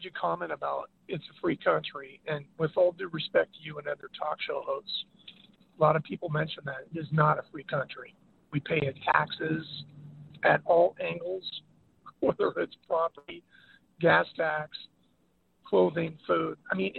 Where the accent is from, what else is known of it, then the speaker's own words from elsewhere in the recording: San Francisco Bay Area, California, United States; moved away as an adult; also born or lived in Mexico; my hometown of the San Francisco Bay Area